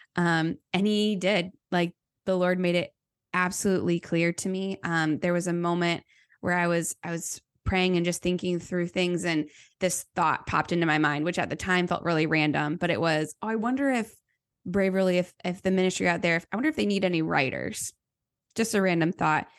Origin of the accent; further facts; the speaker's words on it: United States; also born or lived in Thailand; now in Chicago, United States; I was an American